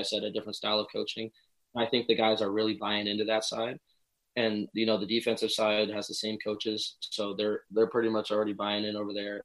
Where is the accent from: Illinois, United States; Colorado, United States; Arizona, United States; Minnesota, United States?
Colorado, United States; Denver; I was born in Denver, Colorado